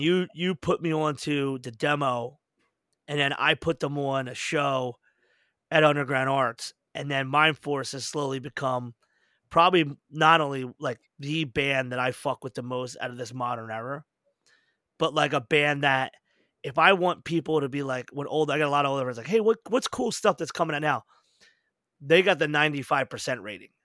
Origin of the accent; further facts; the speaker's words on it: United States; we're overly privileged as Americans